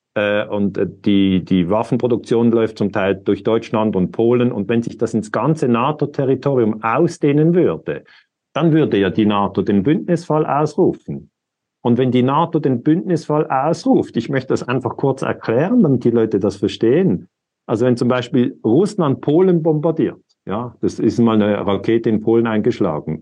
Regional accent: Lugano, Ticino, Switzerland; ich bin in Lugano geboren. Das heißt, ich, ich gehöre eigentlich einer Sprachminderheit an.

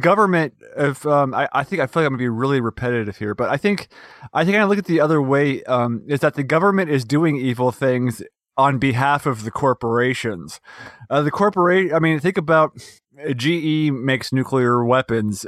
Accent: West Virginia, United States; my home state of West Virginia

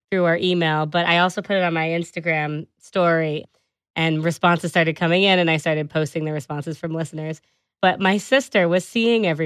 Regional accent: Bristol, South West England, United Kingdom; I'm from Bristol in the UK.

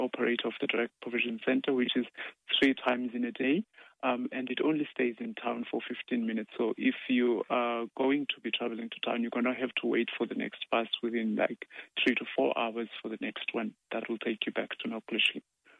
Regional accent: Cape Town, Western Cape, South Africa; moved away as an adult; now in Ireland; I'm from Cape Town in South Africa.

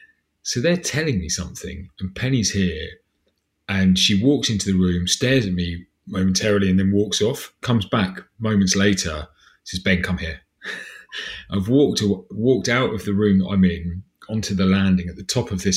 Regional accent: Southampton, South East England, United Kingdom; I'm from Southampton.

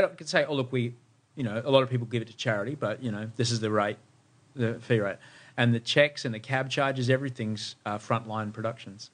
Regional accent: Adelaide, South Australia, Australia; born or raised there

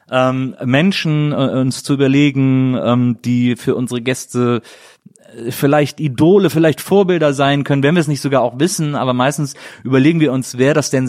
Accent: Gröden, Brandenburg, Germany; now in Berlin, Germany; Äh, Gröden. Ach, Gröden. Gröden, das ist in Südbrandenburg.

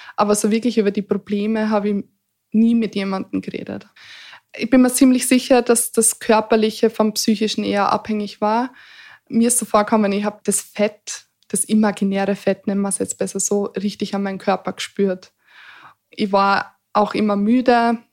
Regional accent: Eastern Styria, Austria; ich bin sehr behütet aufgewachsen in der Oststeiermark auf dem Land

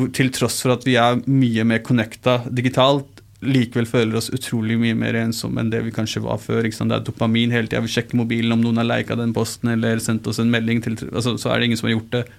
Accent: Oslo, Norway; first language Urdu; der jeg vokste opp, så Eh, på Mortensrud

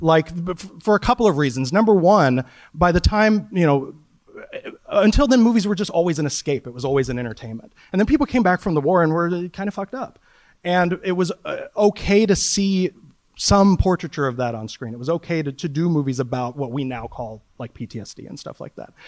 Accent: Wichita, Kansas, United States; moved away as an adult; now in New York City, United States; I lived in Wichita, Kansas for the first thirty years

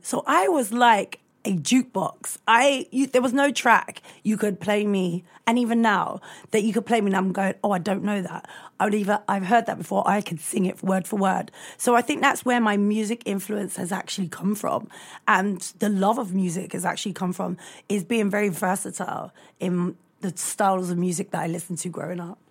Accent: London, United Kingdom; I grew up in Brixton

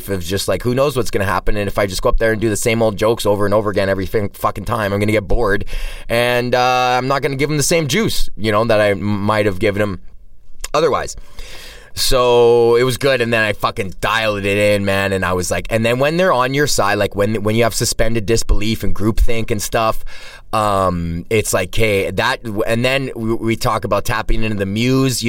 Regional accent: Alberta, Canada; I'm from Alberta

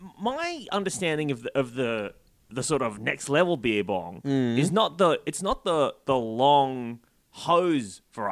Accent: the Shire, New South Wales, Australia; I grew up in the Shire.

